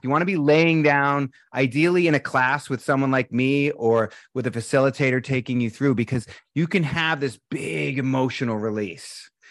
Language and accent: English; Boston, Massachusetts, United States; moved away; I'm from Boston.